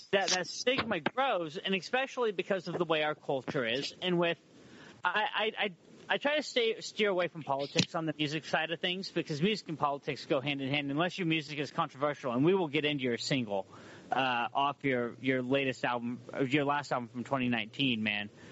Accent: Humboldt County, California, United States; moved away as an adult; now in Portland, United States; I'm from Humboldt County, California

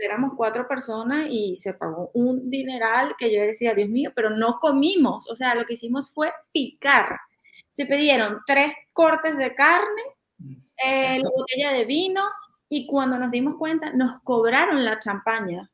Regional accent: Venezuela; moved away; soy venezolana y he vivido mucho tiempo

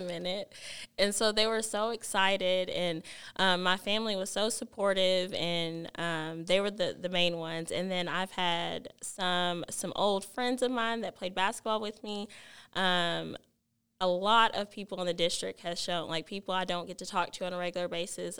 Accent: Alvarado, Texas, United States; I am from Alvarado and it just feels home like home to me

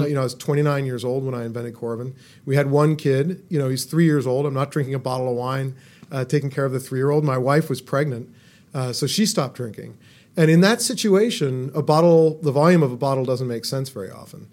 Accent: California, United States; moved away; also born or lived in Boston; I grew up in California, and so I drank California wine

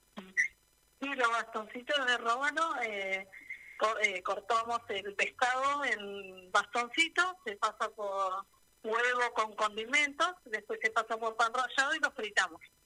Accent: Puerto Santa Cruz, Santa Cruz, Argentina; yo soy de Puerto Santa Cruz

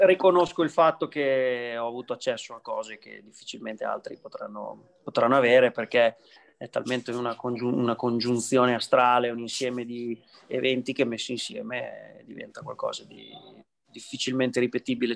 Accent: Imola, Emilia-Romagna, Italy; also born or lived in New York, United States; adesso sono in Italia, sono a casa mia, sono a Imola

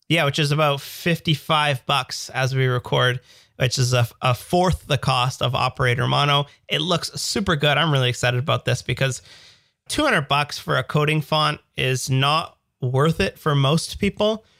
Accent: Canada; accent: Canadian; my Canadian accent

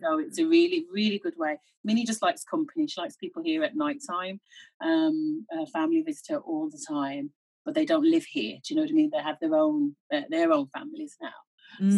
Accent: Birmingham, West Midlands, United Kingdom; moved away as an adult; now in Ireland; I grew up in Birmingham, so my parents are Jamaican

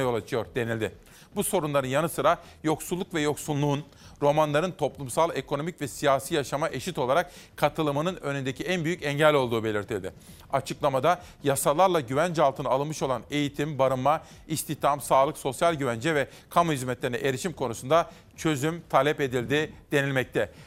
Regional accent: Simav, Kütahya, Turkey; moved away; doğup büyüdüğüm Simav'daki mahallemdeki

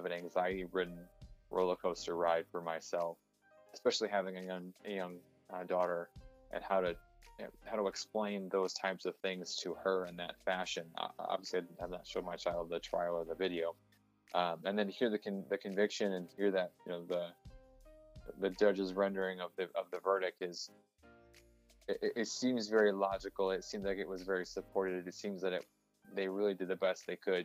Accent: Toledo area, Ohio, United States; moved away; my hometown

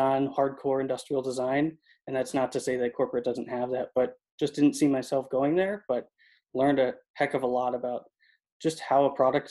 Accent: Connecticut, United States; moved away as an adult; also born or lived in Boston, Massachusetts; now in Southern California, United States; from Connecticut, born and raised

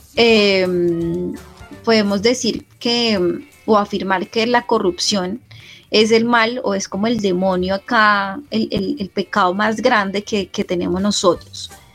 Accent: Colombia; como colombianos

